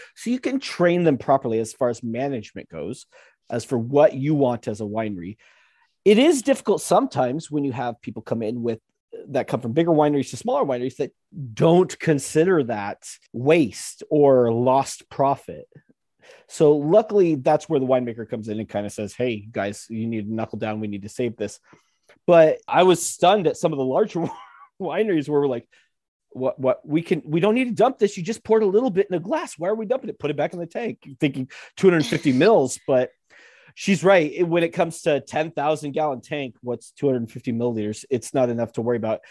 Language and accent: English; United States; we're American.